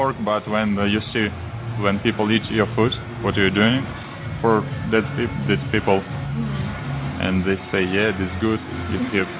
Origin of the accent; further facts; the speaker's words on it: Odesa, Odesa Oblast, Ukraine; English is a second language; I'm from Ukraine, from Odessa.